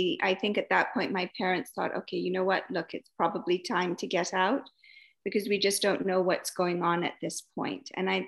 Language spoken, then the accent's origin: English; Entebbe, Central Region, Uganda; born there; I was born in Entebbe.